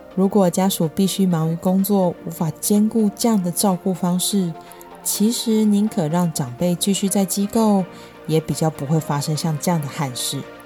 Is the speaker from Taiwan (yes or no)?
yes; Taiwan; 我们台湾人